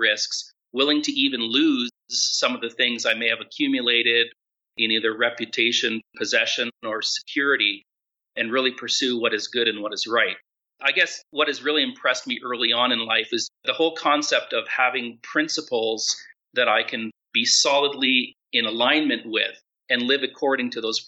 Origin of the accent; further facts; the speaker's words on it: Ottawa, Ontario, Canada; now in Cancun, Mexico; Today, I'm in Colorado Springs. Our family is currently living in Cancun. We are originally from the Ottawa area.